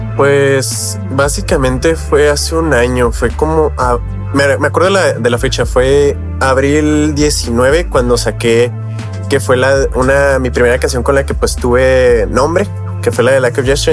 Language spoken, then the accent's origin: Spanish; Mexico; yo soy mexicano